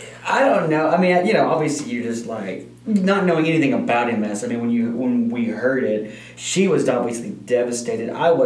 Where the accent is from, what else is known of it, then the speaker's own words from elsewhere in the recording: Odessa, Texas, United States; moved away; I'm from Odessa